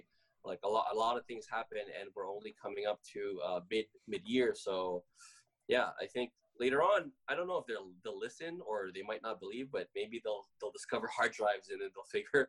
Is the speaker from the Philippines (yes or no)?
yes; Philippines; So, favorite part about being Filipino is like it's the food, bro.